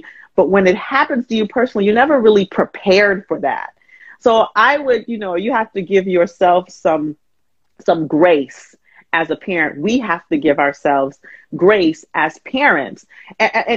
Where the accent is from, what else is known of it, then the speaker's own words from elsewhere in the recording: Huntsville, Alabama, United States; moved away as an adult; also born or lived in Atlanta; I grew up in Alabama, Huntsville, Alabama